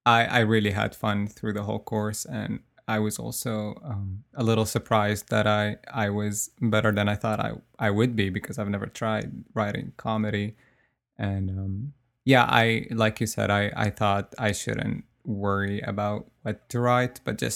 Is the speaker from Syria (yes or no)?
yes; Syria